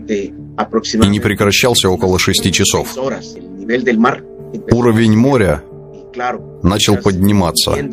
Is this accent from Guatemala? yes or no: yes; Puerto Barrios, Izabal, Guatemala; Я из Пуэрто-Барриос, Изабель, Гватемала, Центральная Америка.